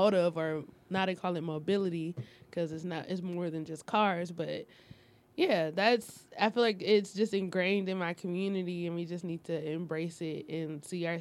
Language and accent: English; Detroit, Michigan, United States; I'm from Detroit, from the east side